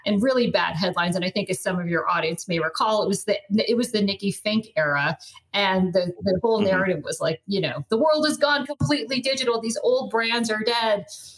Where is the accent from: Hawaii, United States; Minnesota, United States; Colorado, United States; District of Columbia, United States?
Colorado, United States; I grew up in Colorado and I just hate being cold